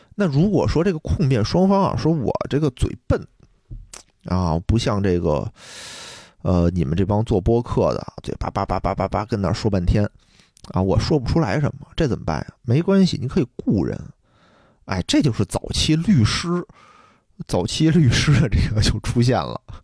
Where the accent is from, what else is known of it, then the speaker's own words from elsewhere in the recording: China; 我作为一个中国人